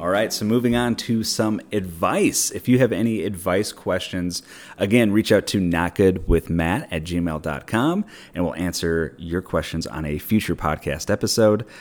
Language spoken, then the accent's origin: English; Minneapolis, Minnesota, United States; moved away; also born or lived in Pasadena; I worked at a liquor store growing up in Minneapolis